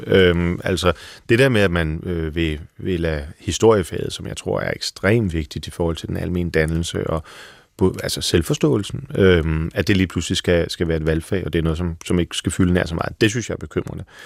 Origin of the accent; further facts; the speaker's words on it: Frederikssund, Capital Region of Denmark, Denmark; Jeg er vokset op i Frederikssund